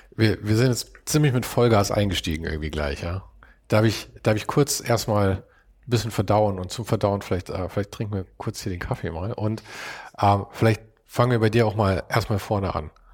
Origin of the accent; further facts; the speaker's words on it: Munich, Bavaria, Germany; wir kommen ja beide aus München